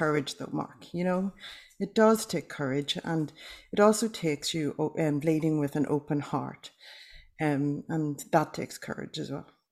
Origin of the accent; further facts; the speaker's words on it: Ireland; now in Australia; I'm Irish